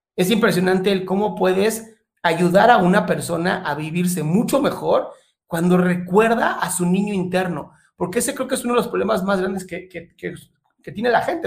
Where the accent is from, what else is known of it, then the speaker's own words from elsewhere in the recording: Mexico; soy mexicano también, no parezco, pero soy mexicano